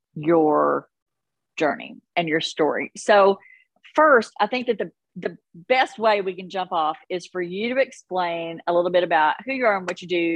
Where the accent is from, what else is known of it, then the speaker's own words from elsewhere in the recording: Kentucky, United States; I'm your host … I'm a ninth generation Kentuckian, a wife. I recently became a first-time mom at the age of 50.